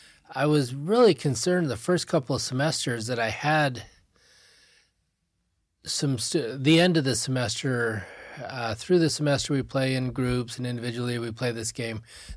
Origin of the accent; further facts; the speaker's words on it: Laie, Hawaii, United States; I grew up in La'i Elementary, did May Day. I grew up and I just so loved that the richness of the culture, the generosity of the people. I really impacted who I was, graduated from Kuku High School, did some schooling here at BYU Hawaii.